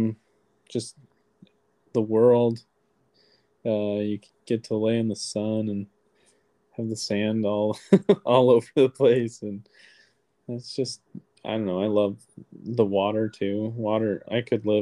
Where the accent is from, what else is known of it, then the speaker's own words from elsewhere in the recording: Whitehall, Wisconsin, United States; also born or lived in Las Vegas, Nevada / Milwaukee, Wisconsin; now in La Crosse, United States; we grew up more in Whitehall